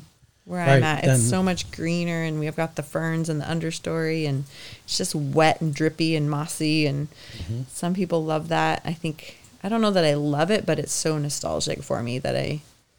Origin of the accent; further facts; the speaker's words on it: Bow, Washington, United States; also born or lived in Boulder, Colorado / Bend, Oregon / Seattle, Washington; I grew up in Bow, which is like a little south of Bellingham, and went to school in Burlington.